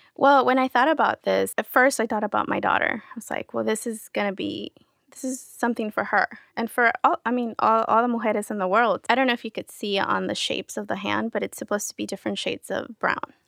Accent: San Diego, California, United States; first language Spanish; English is a second language; also born or lived in Querétaro, Mexico / Sherman Oaks, Los Angeles; now in Los Angeles, United States; I was raised in San Diego, so that was most of my childhood, I was in San Diego

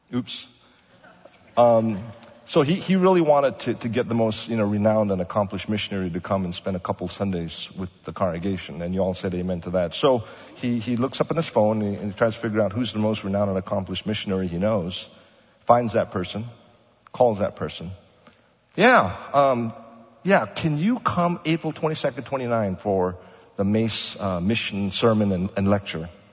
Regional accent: Kuala Lumpur, Malaysia; now in Pasadena, United States; I was born in Malaysia

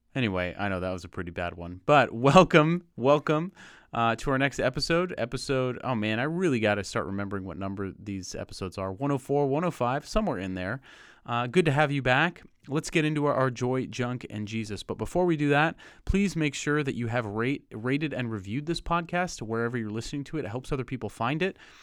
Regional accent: Lake Arrowhead, California, United States; moved away; Lake Arrowhead, my hometown, my old stomping grounds

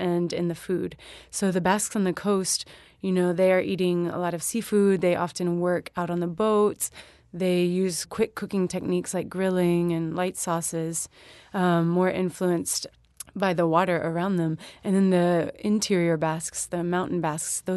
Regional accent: Alabama, United States; moved away; also born or lived in Louisiana; growing up in Alabama and also having lived in Louisiana for a few years as well

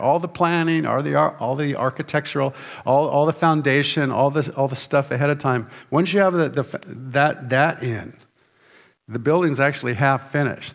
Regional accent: Santa Barbara, California, United States; I was born in Santa Barbara, California, uh, near the beach, actually not too far away from the beach

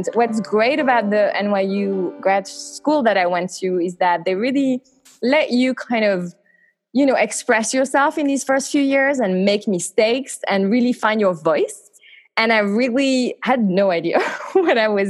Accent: eastern France, France; moved away; I grew up in France, in the east of France.

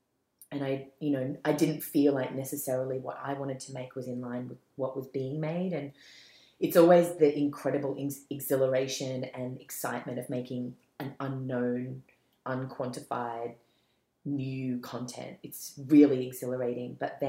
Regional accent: Malaysia; born there; I was born in Malaysia. My mom's Malay Chinese, and my dad's Irish Australian.

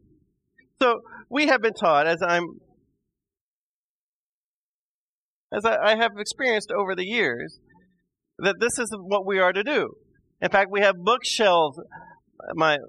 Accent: Midwest, United States; I'm a Midwesterner

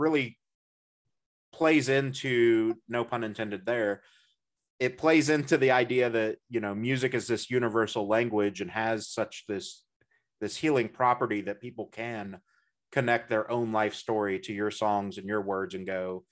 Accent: Midwest, United States; as a Midwesterner

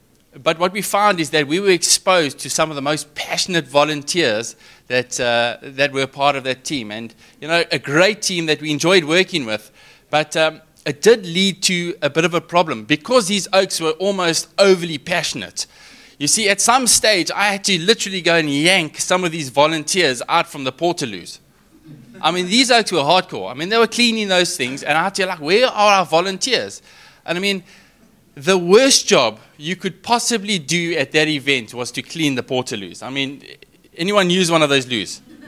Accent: Richards Bay, KwaZulu-Natal, South Africa; I mean, I'm from Richards Bay, I did tell you guys.

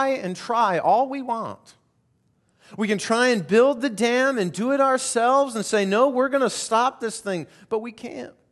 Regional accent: Colorado, United States; I grew up primarily in Colorado and uh, grew up in the mountains, and there was a little creek that ran in front of our house.

